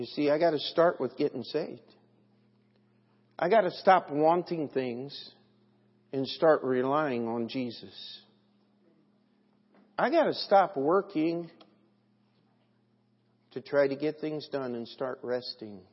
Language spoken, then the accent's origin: English; United States; I'm an American.